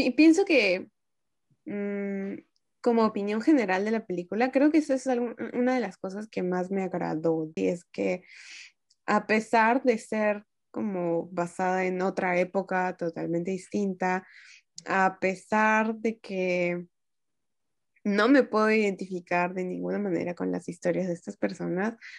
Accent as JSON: {"language": "Spanish", "country": "Peru", "said": "las personas que somos de Latinoamérica, en este caso de Perú"}